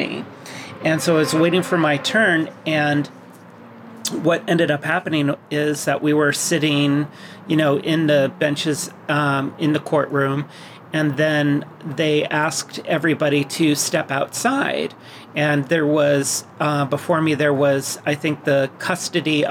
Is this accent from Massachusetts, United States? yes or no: yes; Massachusetts, United States; I was born in Massachusetts